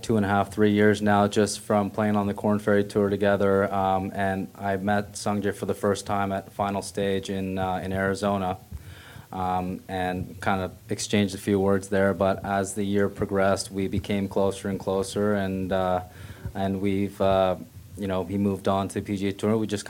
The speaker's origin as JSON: {"language": "English", "country": "South Korea", "said": "Just not being able to visit Korea and going back to my home country as much is the only thing that hurts me a little bit sometimes."}